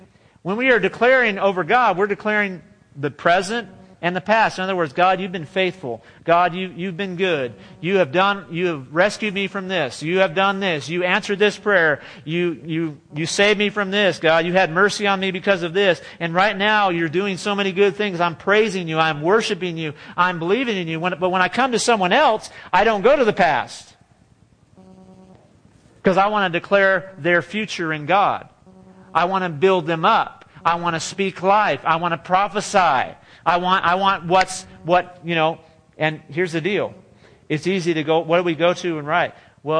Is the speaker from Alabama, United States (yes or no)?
no; California, United States; now in Texas, United States; Or when I was from California, you might say, oh, you have an accent from California. I'm like, no, we don't have an accent in California. What are you talking about?